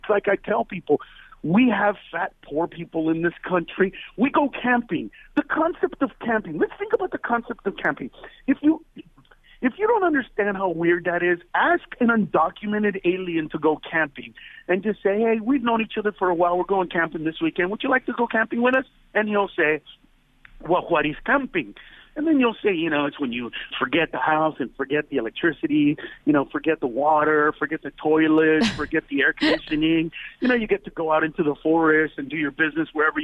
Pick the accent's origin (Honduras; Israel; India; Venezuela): Honduras; now in Los Angeles, United States; I come from Honduras.